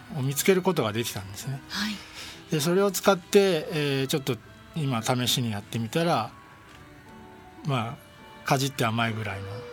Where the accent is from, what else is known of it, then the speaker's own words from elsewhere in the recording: Nerima, Tokyo, Japan; 私、生まれも育ちも東京都の練馬区で